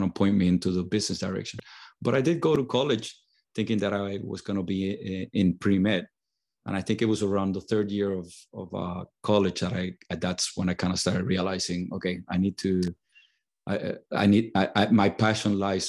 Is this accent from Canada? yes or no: no; Puerto Rico; born or raised there